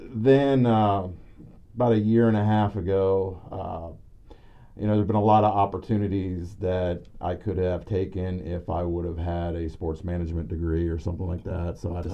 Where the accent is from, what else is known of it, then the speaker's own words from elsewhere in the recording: Ohio, United States; also born or lived in Pennsylvania; I was born in Pennsylvania, but I've lived in Ohio most of my life.